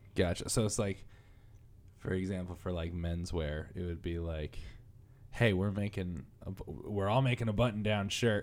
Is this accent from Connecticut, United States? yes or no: yes; Connecticut, United States; I'm from Connecticut